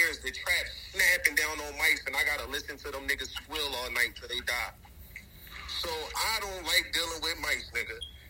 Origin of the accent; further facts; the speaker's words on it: Atlantic City, New Jersey, United States; growing up in Atlantic City, where we lived in the courts